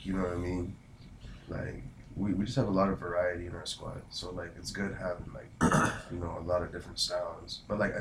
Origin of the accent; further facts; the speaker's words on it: Ottawa, Ontario, Canada; I am an Ottawa nigga